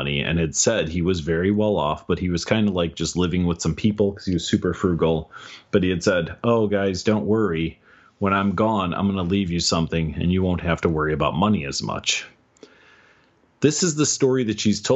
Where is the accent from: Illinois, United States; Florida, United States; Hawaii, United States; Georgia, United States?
Illinois, United States; Chicago; I grew up in Chicago, and then I moved out to the suburbs 25 miles north of Chicago when I was 19